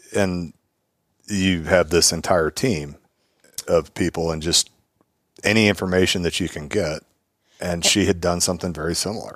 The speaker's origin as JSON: {"language": "English", "area": "Willamette Valley", "region": "Oregon", "country": "United States", "moved": "yes", "lives_now": "Austin, United States", "said": "I'm from the Willamette Valley"}